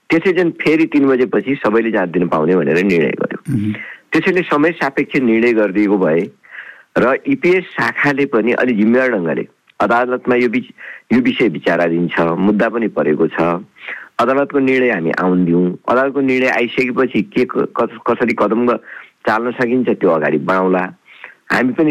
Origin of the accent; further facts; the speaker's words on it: Chaurpati Rural Municipality, Achham District, Sudurpashchim Province, Nepal; अछाम जिल्लाको चौरपाटी गाउँपालिका जो मेरो गाउँपालिका हो